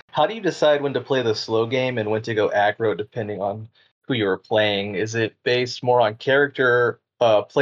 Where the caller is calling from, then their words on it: Houston, Texas, United States; I'm calling in from Houston, Texas.